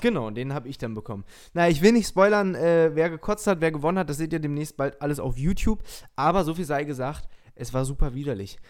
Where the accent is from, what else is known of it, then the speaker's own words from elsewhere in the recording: Lower Saxony, Germany; ich bin ja aus Niedersachsen